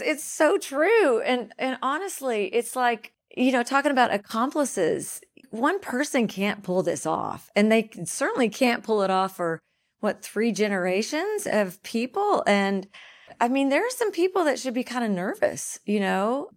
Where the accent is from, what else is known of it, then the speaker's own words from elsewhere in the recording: Dunklin County, Missouri, United States; also born or lived in Pemiscot County; I grew up in Dunkland County